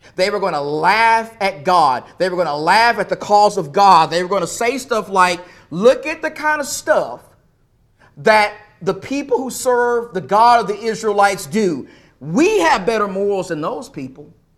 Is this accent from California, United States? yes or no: no; East Texas, United States; when I was a young boy, growing up around the Lord's people in East Texas